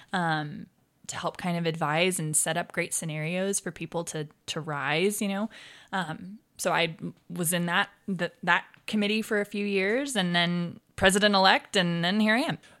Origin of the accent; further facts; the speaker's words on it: Arizona, United States; also born or lived in Provo, Utah; now in Ogden, United States; I moved as an infant down to Arizona, and I was raised down there.